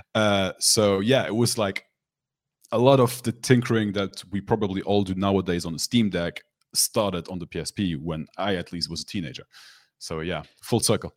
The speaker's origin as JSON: {"language": "English", "country": "Luxembourg", "tie": "born or raised there", "said": "my hometown, I live in Luxembourg, so a lot of people in my hometown, which is a small country"}